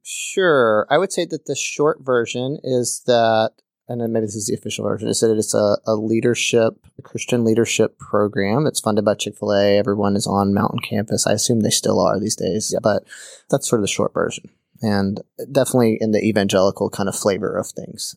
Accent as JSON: {"language": "English", "town": "Birmingham", "region": "Alabama", "country": "United States", "tie": "born or raised there", "said": "I grew up in Birmingham, Alabama"}